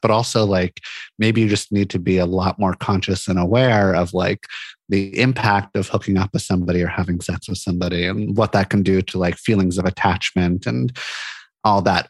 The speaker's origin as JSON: {"language": "English", "town": "Santa Monica", "region": "California", "country": "United States", "tie": "born or raised there", "moved": "as an adult", "lives_now": "Portland, United States", "said": "I grew up in Santa Monica, California"}